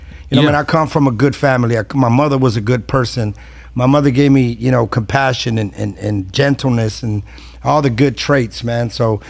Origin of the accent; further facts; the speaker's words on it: San Diego, California, United States; I was raised in Southeast San Diego in Sherman.